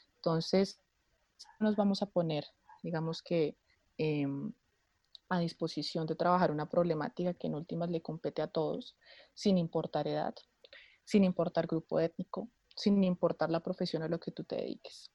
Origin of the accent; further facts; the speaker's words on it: Bogotá, Colombia; soy de Bogotá, Colombia